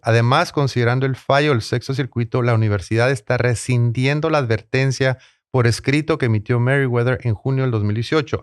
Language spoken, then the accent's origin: Spanish; Tijuana, Baja California, Mexico; now in San Diego, United States; Tijuana, en serio, con todo respeto a mi ciudad natal.